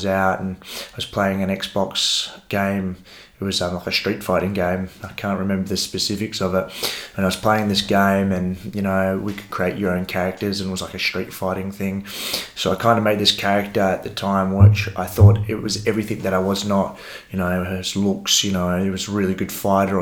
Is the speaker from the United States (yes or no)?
no; Rockingham, Western Australia, Australia; We grew up in Coolangup